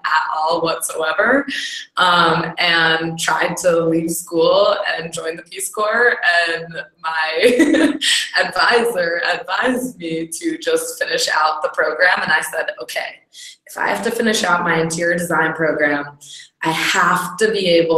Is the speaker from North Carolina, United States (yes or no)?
no; Connecticut, United States; now in New York City, United States; I grew up in Connecticut